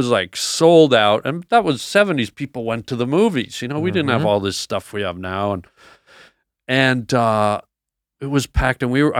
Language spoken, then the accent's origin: English; Canada; It was tough. It was tough. I went to a boarding school, and I didn't know if I'd make it through.